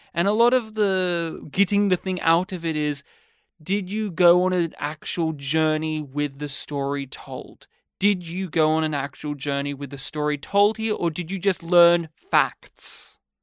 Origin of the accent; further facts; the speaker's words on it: Australia; I'm Australian